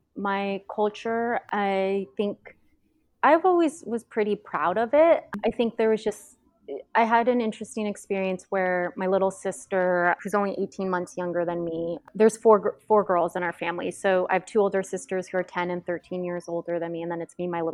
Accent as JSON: {"language": "English", "town": "Tacoma", "region": "Washington", "country": "United States", "tie": "born or raised there", "moved": "as an adult", "said": "I grew up in Tacoma, Washington, and which is in the Pacific Northwest"}